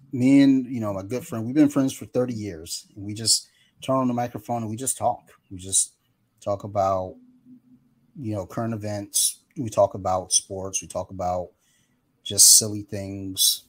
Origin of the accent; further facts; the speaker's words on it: Columbia, Maryland, United States; we grew up in Columbia, Maryland.